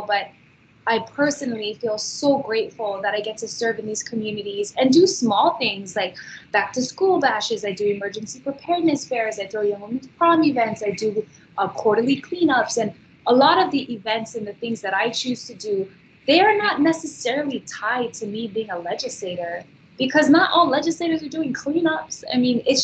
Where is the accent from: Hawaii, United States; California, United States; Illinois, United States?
Hawaii, United States; also born or lived in Kahuku, Hawaii; now in Waianae, United States; I grew up in Hawaii. I was born in Kahuku